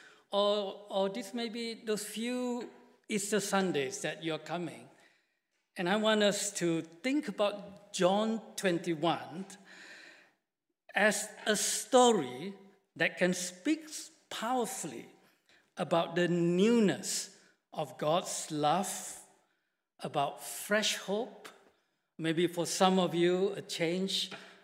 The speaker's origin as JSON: {"language": "English", "country": "Malaysia", "moved": "yes", "said": "I come from Malaysia and I've been working with BMS now for 6 years"}